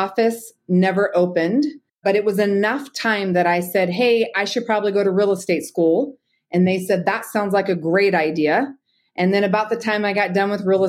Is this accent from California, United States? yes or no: yes; Bay Area, Northern California, United States; moved away as an adult; also born or lived in Twin Falls, Idaho; now in Boise, United States; I'm actually from Northern California, the Bay Area, and I worked in law enforcement there for 10 years.